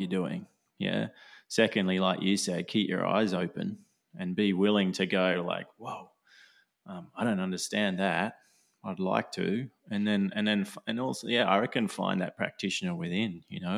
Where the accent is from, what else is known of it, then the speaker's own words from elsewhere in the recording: Australia; I'm Aussie